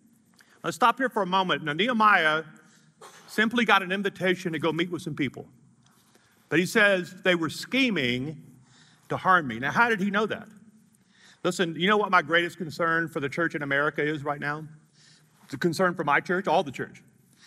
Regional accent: the South, United States; moved away; I'm from the South

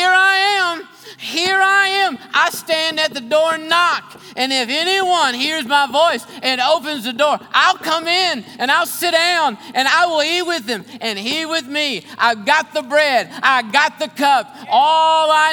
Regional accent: Grantsville, West Virginia, United States; little clinic that I was born in Grantsville in Calhoun County, West Virginia

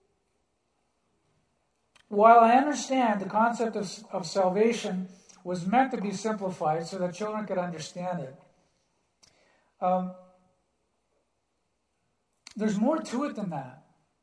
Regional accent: Canada; I'm a Canadian citizen and that I'm living in one of the wealthiest countries in the world

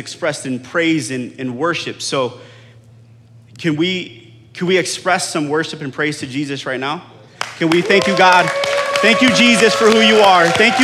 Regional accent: Florida, United States; I grew up in Florida

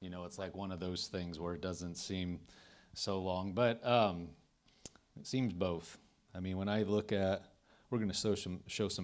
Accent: Nebraska, United States; moved away as an adult; also born or lived in Tulsa, Oklahoma; now in Andover, United States; I'm from Nebraska

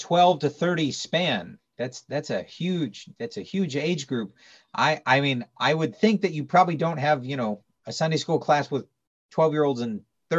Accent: Tacoma, Washington, United States; moved away; also born or lived in California; not a very churched area. It's very pagan, very secular. I'm up Tacoma, Washington, up near Seattle area. That's where I grew up. Moved to California, met my wife there in Bible college in Stockton.

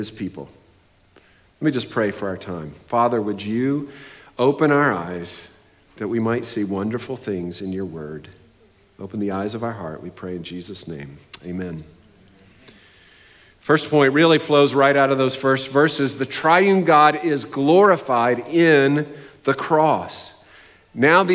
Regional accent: New England, United States; I am from New England, a New England fan

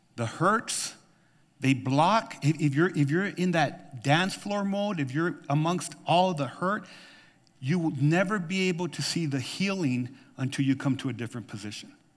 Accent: New Mexico, United States; now in Tucson, United States; I grew up with in New Mexico

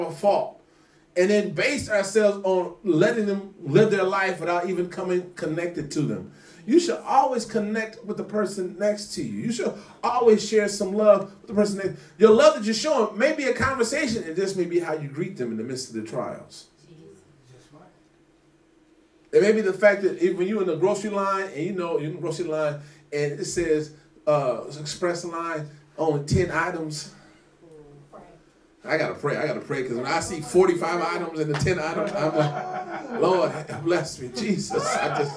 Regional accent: United States; growing up in America

